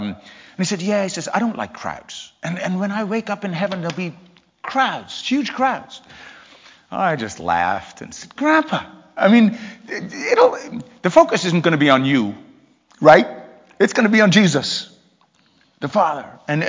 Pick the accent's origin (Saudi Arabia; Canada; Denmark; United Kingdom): United Kingdom; England; now in Port Huron, United States; I'm from England originally, although I never really lived in England long. That's why my accent is such a mess. But we moved to the States in 1984 to Port Huron, Michigan